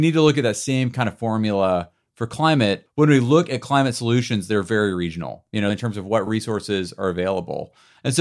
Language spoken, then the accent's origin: English; United States; also born or lived in Bend, Oregon; As American citizens